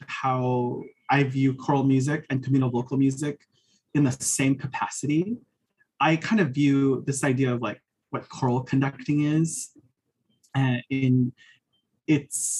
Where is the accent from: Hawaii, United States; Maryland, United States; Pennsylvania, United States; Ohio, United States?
Hawaii, United States; born or raised there; now in Arizona, United States